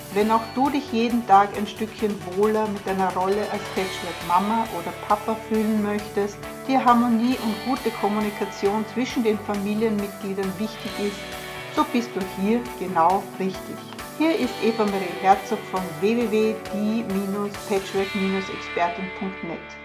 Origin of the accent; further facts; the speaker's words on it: Vienna, Austria; Ich bin auch Wienerin